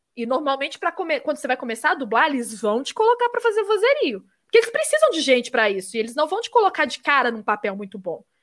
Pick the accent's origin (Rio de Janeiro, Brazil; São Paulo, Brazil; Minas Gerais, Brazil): Minas Gerais, Brazil; accent: mineiro; Mineiro, uhum. eles falam que é o que tem menos sotaque e é real. A gente não tem muito pois